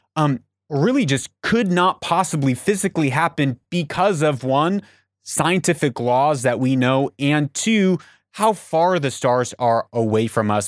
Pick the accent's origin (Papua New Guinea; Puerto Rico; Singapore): Papua New Guinea; moved away; I grew up in Papua New Guinea